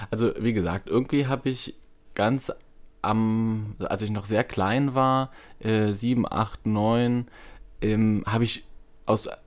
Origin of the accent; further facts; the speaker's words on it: East Germany, Germany; Und ich komme ja aus dem aus Ostdeutschland, irgendwie auch noch so ein bisschen mit Verbindung ähm, zur DDR, die ja fünf Jahre vor meiner Geburt ähm, ja, aufgelöst wurde.